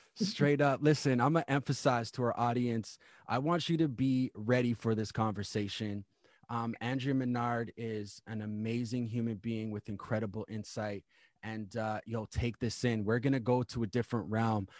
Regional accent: Winnipeg, Manitoba, Canada; I actually grew up in Manitoba myself.

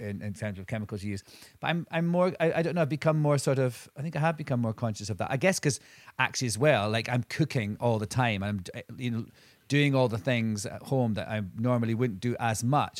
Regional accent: Scotland, United Kingdom; I'm from Scotland

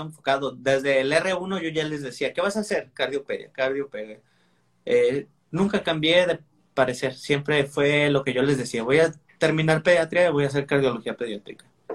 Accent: Manzanillo, Colima, Mexico; moved away as an adult; also born or lived in Villahermosa, Tabasco; now in Monterrey, Mexico; yo soy de Manzanillo, Colima

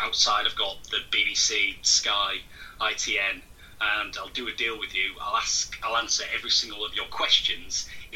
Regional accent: Hull, Yorkshire and the Humber, United Kingdom; now in Nottingham, United Kingdom; I'm from Hull originally, but live down

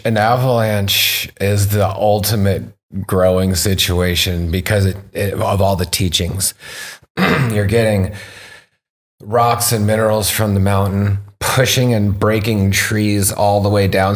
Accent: Rogue Valley, Southern Oregon, United States; also born or lived in British Columbia; now in Canada; my original root growing up in Southern Oregon, being born in, like, the Rogue Valley

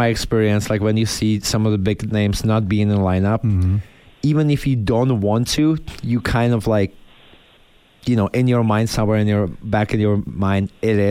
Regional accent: Czechia; English is a second language; moved away as an adult; now in United States; I came from Europe. There was never buffalo sauce in Czech, right? So I come over, we went to the pub, like I was 19

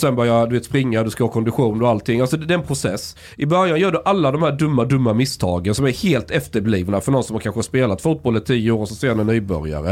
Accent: Osby, Skåne, Sweden; moved away; När jag, när jag gick i skolan, i grundskolan, det var ganska konservativt. Vi snackar 90-tal, eh, men så är vi, pratar vi Osby

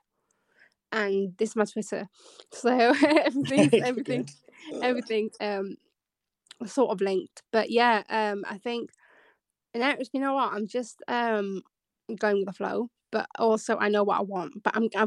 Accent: Bradford, Yorkshire and the Humber, United Kingdom; moved away as an adult; now in London, United Kingdom; I'm from the north, so it's like I'm from Bradford originally. Then you're trying to move to London

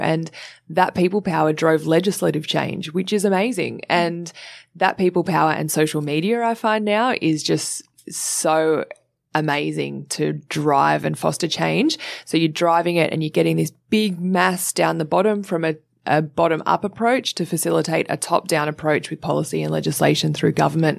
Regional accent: Sydney, New South Wales, Australia; I grew up in Sydney in Cronulla

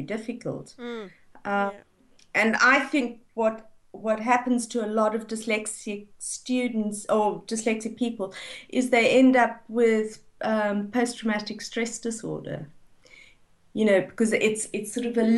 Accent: South Africa; moved away; I grew up in South Africa

